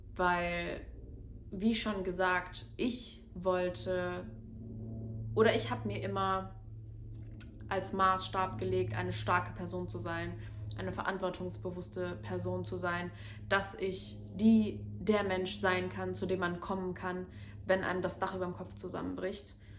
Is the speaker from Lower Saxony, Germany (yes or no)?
no; Cologne, North Rhine-Westphalia, Germany; also born or lived in Medellín, Colombia; now in Bonn, Germany; Ich bin in Köln geboren und in der Nähe von Köln aufgewachsen, im Vorort